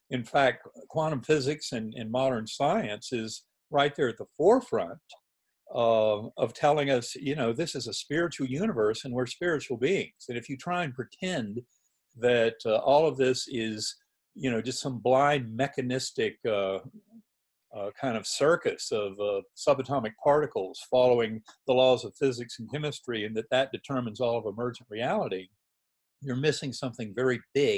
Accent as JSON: {"language": "English", "region": "North Carolina", "country": "United States", "tie": "born or raised there", "also_born_or_lived": "Boston", "moved": "yes", "said": "I'd been taught in a Methodist church growing up in North Carolina"}